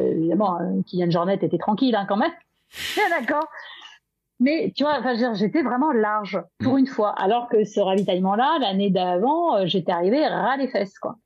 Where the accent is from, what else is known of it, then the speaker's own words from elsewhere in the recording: Brittany, France; je suis bretonne